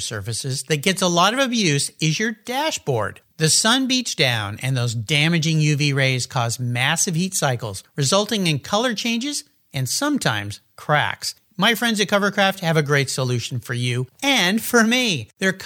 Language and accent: English; San Diego, California, United States; now in Lakewood, Washington, United States; having grown up in Southern California myself, just south of you in San Diego